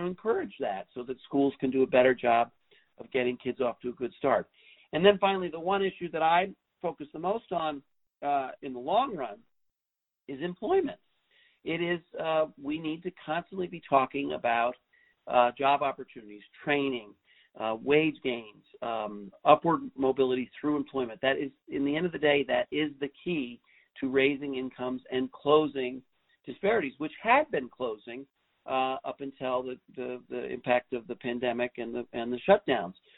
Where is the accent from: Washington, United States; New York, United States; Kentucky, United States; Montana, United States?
New York, United States; New York City; when I grew up in New York City in the 70s